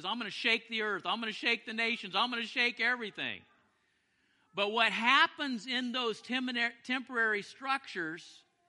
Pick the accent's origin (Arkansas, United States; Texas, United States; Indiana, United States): Texas, United States; Big Spring; I was born in Big Spring, Texas, and I spent probably total 10 years of my life in Big Spring, Texas.